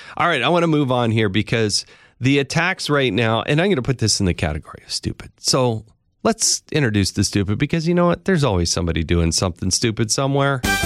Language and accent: English; Utah, United States; my home state of Utah